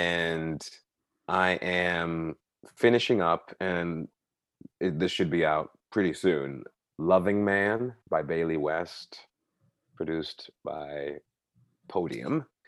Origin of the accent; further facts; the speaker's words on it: Bahamas; And the falsity is that I'm a citizen in Barbados, because actually I'm a citizen of the Bahamas. I was born and raised in the Bahamas.